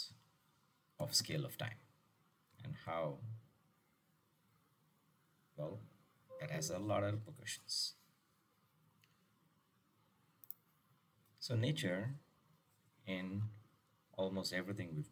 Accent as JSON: {"language": "English", "town": "Chennai", "region": "Tamil Nadu", "country": "India", "tie": "born or raised there", "said": "my hometown of Madras"}